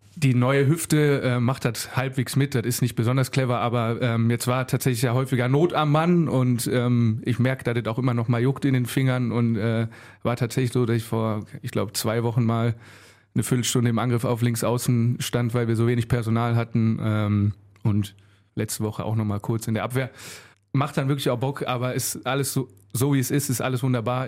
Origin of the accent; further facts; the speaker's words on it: Mettmann, North Rhine-Westphalia, Germany; also born or lived in Solingen; now in Wuppertal, Germany; bin dann in Mettmann groß geworden.